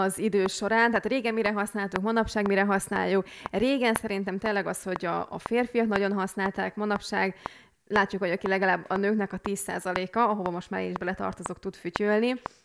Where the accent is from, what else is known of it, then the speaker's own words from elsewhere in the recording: Hungary; moved away; hiába a külföldön élünk, de akkor is magyarok vagyunk